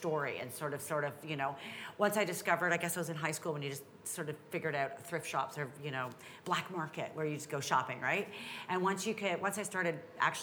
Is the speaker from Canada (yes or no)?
yes; Toronto, Ontario, Canada; Well, I grew up in Toronto. I actually grew up in Scarborough